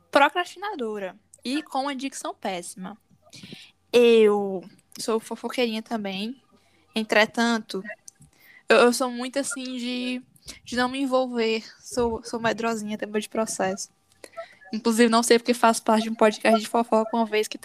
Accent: Northeast Region, Brazil; porque nós todos somos nordestinas quem somos?

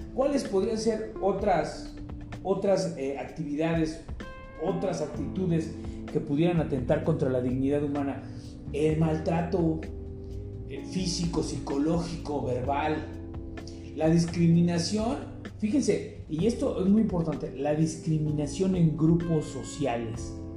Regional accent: Mexico; ciudadanos mexicanos

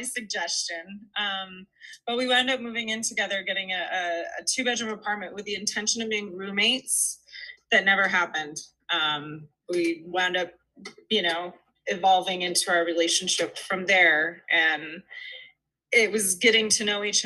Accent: Tucson, Arizona, United States; I'm from Tucson

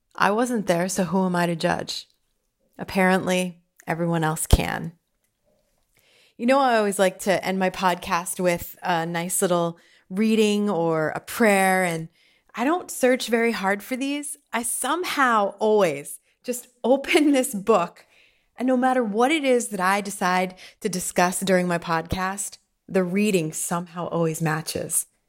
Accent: Pottsville, Pennsylvania, United States; I grew up in Pottsville

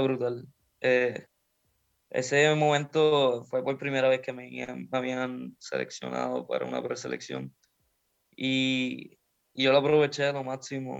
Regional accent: Puerto Rico; moved away

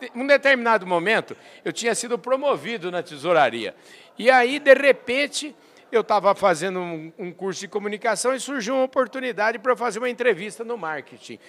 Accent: Porangaba, São Paulo, Brazil; João Cariello, que é um conterrâneo meu, porque eu sou de Porangaba

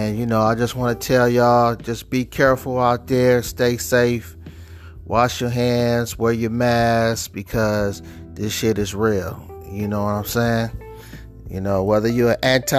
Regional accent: Cleveland, Ohio, United States; I'm from Cleveland

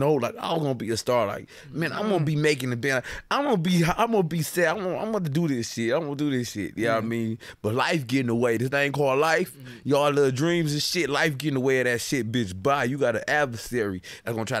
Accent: Detroit, Michigan, United States; also born or lived in Harper Woods, Michigan; I was born in Hustle Hospital, Detroit. So, like, I spent time in Detroit

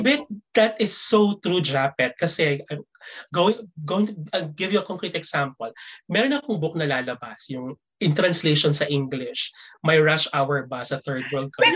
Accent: Philippines; moved away as an adult; since 2007 hanggang sa umalis ako ng Pilipinas ng 2018

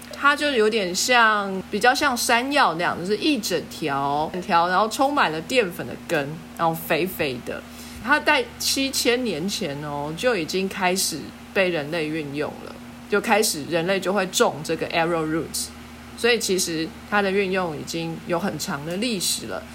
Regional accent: Taiwan; 我们台湾人

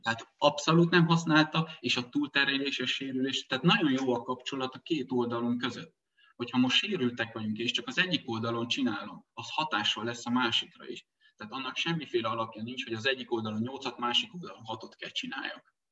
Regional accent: Transylvania, Romania; moved away; Erdélyből származom én gyerekkoromban, még kézzel kaszáltunk

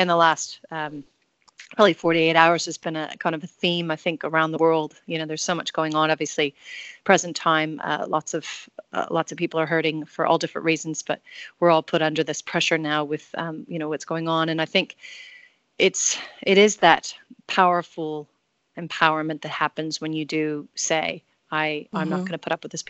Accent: United States; now in New Zealand; I'm obviously from America, but I live in New Zealand.

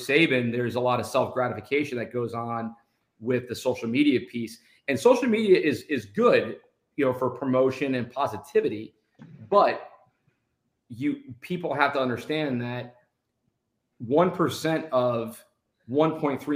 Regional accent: New Jersey, United States; now in Florida, United States; I'm from New Jersey, so I grew up in the Herschel Walker New Jersey General days

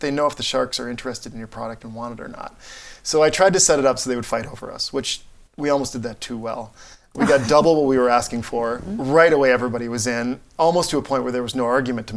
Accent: Barron, Wisconsin, United States; moved away; my hometown in Wisconsin

